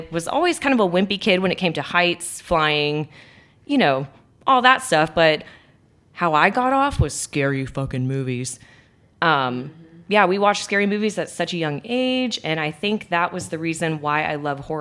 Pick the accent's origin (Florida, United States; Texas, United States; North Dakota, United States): Texas, United States; Garland; I'm born and raised in Garland, 91